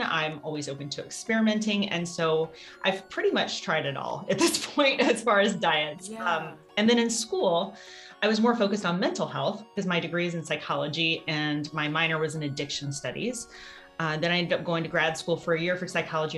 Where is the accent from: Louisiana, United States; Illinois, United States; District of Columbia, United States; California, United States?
Louisiana, United States; moved away; also born or lived in Ohio; I did grow up on a farm, about a 50 acre farm in Louisiana.